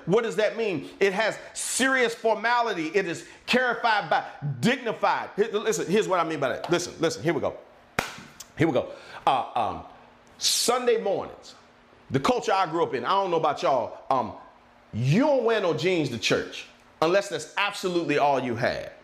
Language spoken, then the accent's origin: English; near Richmond, South Central Virginia, United States; also born or lived in Maryland; I grew up in South Central Virginia, right outside of Richmond